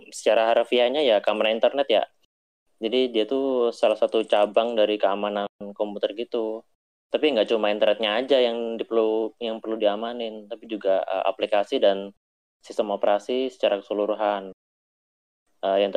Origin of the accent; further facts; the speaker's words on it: Balikpapan, East Kalimantan, Indonesia; Uh, eh, gue anak Balikpapan.